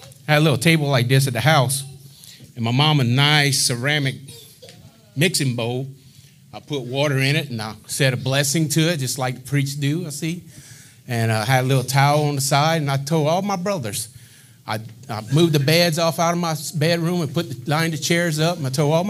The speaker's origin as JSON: {"language": "English", "town": "Eunice", "region": "Louisiana", "country": "United States", "tie": "born or raised there", "also_born_or_lived": "Mississippi / Lockport, Louisiana", "moved": "as an adult", "said": "I'm from Eunice, Louisiana. Been there most of my adolescent life."}